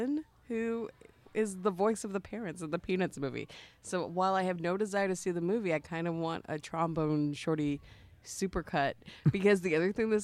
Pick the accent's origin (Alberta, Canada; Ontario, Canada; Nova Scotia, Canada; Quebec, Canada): Ontario, Canada; Toronto; I grew up in Scarborough